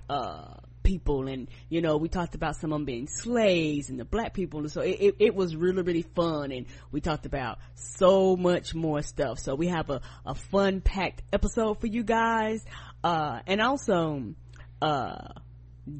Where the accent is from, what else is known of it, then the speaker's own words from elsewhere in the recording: the South, United States; I'm from the South.